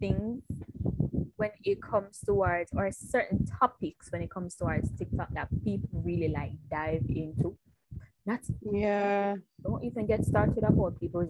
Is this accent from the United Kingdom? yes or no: no; Jamaica; if my Jamaican card I get revoked